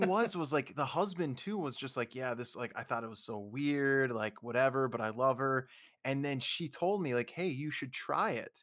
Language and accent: English; Minnesota, United States; moved away; growing up in Minnesota